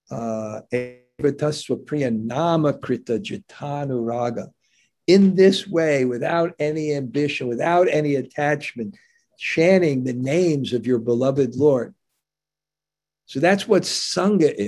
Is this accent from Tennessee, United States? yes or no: no; New York, United States; I grew up in New York